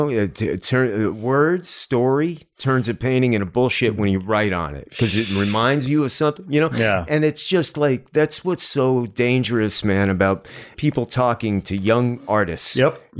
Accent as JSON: {"language": "English", "region": "New York", "country": "United States", "tie": "born or raised there", "said": "like I grew up outside of Manhattan."}